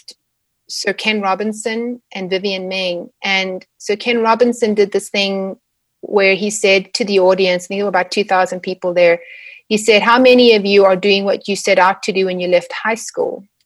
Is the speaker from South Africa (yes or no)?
yes; South Africa; moved away as an adult; also born or lived in Edmonton, Canada; now in Calgary, Canada; growing up in South Africa